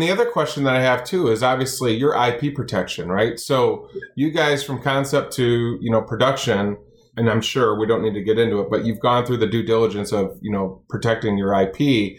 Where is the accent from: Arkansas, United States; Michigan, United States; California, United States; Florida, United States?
Michigan, United States; Kalamazoo; I born and raised Kalamazoo, Michigan, played college football here.